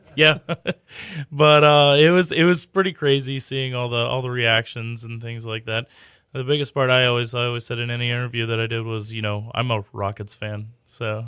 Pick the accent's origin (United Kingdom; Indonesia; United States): United States; Katy, Texas; I grew up in Katy. I went to Maid Creek High School